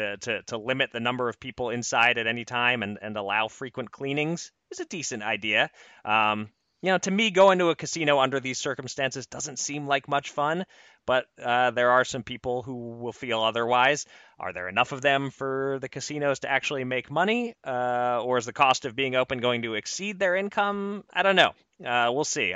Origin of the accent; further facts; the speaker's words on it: Pennsylvania, United States; my home state, Pennsylvania